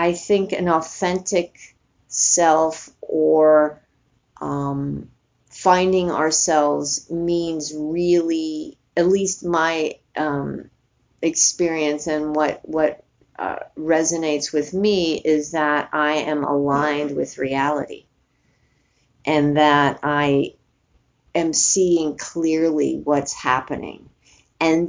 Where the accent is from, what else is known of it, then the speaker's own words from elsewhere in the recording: New York City, New York, United States; moved away; also born or lived in San Francisco; I grew up in New York City